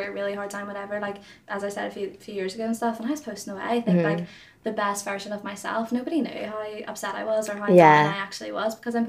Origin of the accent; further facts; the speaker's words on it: Ireland; accent: Irish; I went to London, actually, a few weeks ago, and everyone was so shocked at my accent. They were like, oh my God, like, they, like, clinged on to me because I had this Irish accent. I'm like, guys, it's really not that big. I'm just across the water.